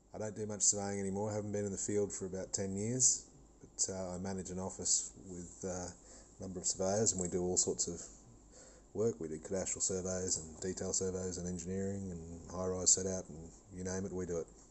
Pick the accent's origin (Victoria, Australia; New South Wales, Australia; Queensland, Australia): Queensland, Australia; Cairns; I'm from Cairns in North Queensland, Australia